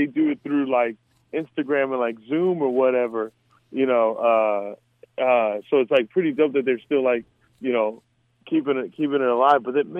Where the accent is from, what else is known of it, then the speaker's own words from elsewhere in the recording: Mesa, Arizona, United States; I mean, so you got to create your own fun, you know. So, because, I mean, it's the desert.